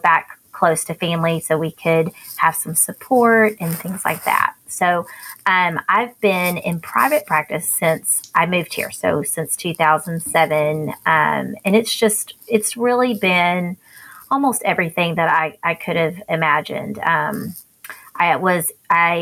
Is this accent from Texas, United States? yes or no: yes; Fort Worth, Texas, United States; also born or lived in Houston; now in Frisco, United States; I was born and raised here in Fort Worth. So I am a native Texan.